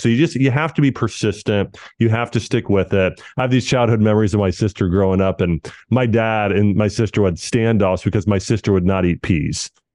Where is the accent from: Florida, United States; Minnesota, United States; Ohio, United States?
Ohio, United States; growing up in the Midwest and Ohio